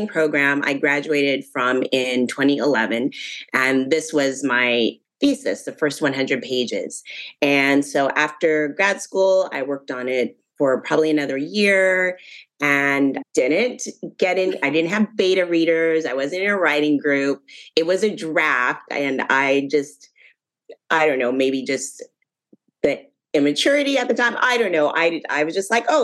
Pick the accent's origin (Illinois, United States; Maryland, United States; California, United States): California, United States; Northern; we'd take the long trip from Northern California all the way to New Orleans